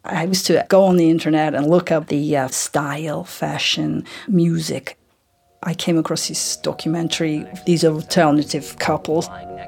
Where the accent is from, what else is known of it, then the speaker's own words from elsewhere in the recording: Vladivostok, Primorsky Krai, Russia; English is a second language; I live most of my life in Vladivostok in Russia. It was a hard town for me to live